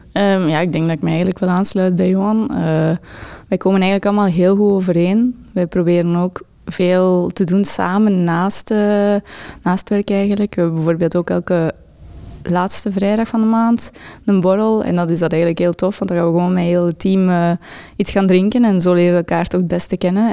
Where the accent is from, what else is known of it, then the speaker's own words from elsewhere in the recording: Dendermonde, Flanders, Belgium; also born or lived in Ghent; Ik kom uit Dendermonde, de stad van trots bij ehm, ik woon ook geregeld in Gent nu